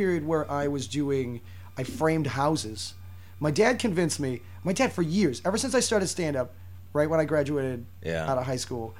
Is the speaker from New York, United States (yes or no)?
yes; New York City, New York, United States; I'm from New York City.